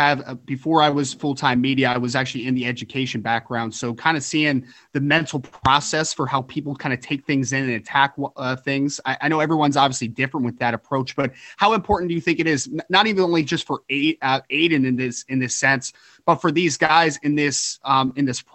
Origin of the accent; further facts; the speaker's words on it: New Jersey, United States; I'm fortunately from New Jersey